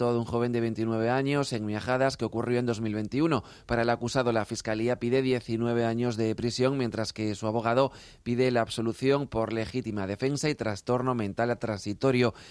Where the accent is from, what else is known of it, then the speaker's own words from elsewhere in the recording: Netherlands; Spanish is a second language; Yo soy de Holanda y bueno, yo tengo algunas amigas mías que están aquí de Badajoz